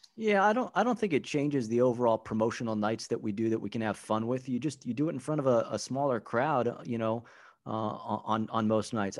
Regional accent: Southern California, United States; now in St. Paul, United States; born and raised in Southern California

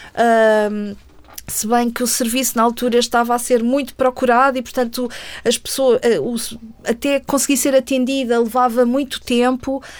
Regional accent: Portugal; eu sou portuguesa

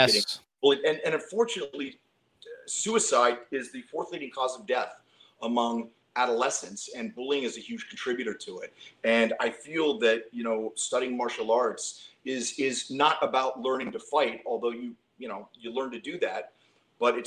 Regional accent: Western Pennsylvania, United States; I grew up in Western Pennsylvania, and I was an undisciplined kid

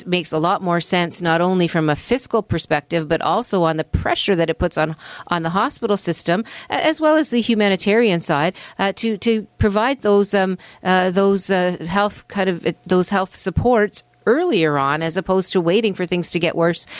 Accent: Hamilton, Ontario, Canada; I'm from Hamilton. Hamilton Centre is my riding

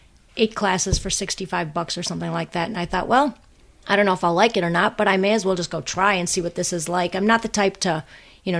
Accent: Wisconsin, United States; moved away as an adult; also born or lived in Ann Arbor, Michigan; now in Chicago, United States; I grew up on a small lake in Wisconsin

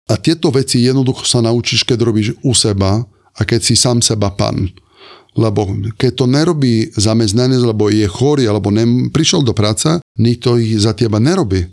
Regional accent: Sardinia, Italy; Slovak is a second language; moved away as an adult; also born or lived in Limone sul Garda, Italy / Ružomberok, Slovakia; now in Bratislava, Slovakia; ja pochádzam zo Sardiny

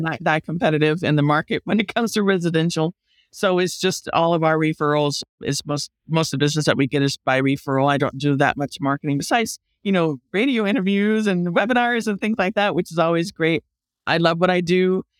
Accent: Lake County, California, United States; also born or lived in Bay Area, California; I grew up in the country

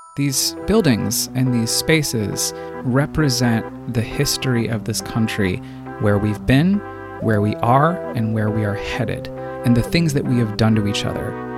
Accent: Colorado Springs, Colorado, United States; I was born and raised in the mountains, uh, the foothills, rather, of the Rockies in Colorado Springs

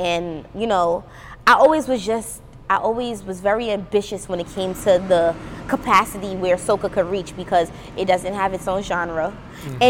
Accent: Brooklyn, New York, United States; also born or lived in Trinidad, Trinidad and Tobago; because it's like I'm genuinely from Brooklyn and I'm genuinely from Trinidad, so I can do that.

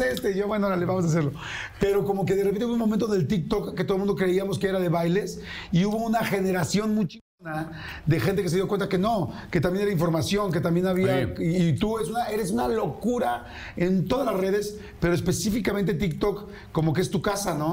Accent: Mexico; el mexicano

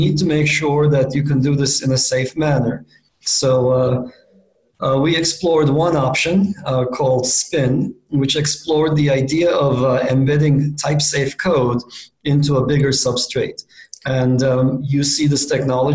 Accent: Istanbul, Turkey; moved away as an adult; also born or lived in Princeton, United States; I grew up in Istanbul, Turkey

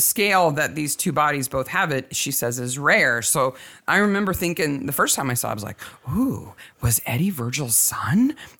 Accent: United States

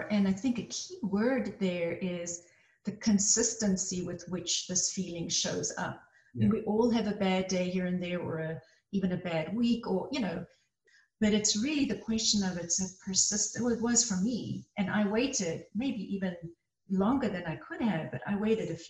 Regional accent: South Africa; now in United States; I came to the US from South Africa.

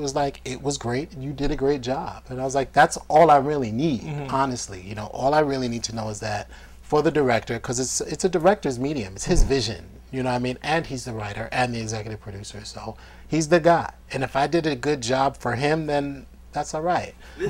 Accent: New York City, New York, United States; I'm a kid from the South Bronx.

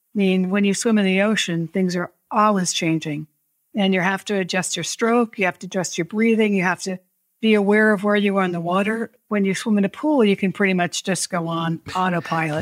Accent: New Hampshire, United States; I grew up in New Hampshire

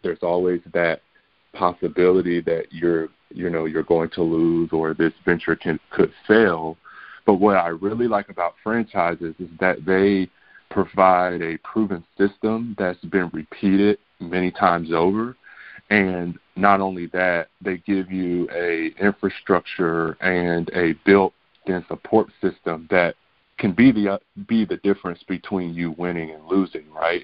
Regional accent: Kinston, North Carolina, United States; also born or lived in Pennsylvania; I was raised in Kinston, North Carolina, you know, small town with you know just a little bit over twenty thousand residents

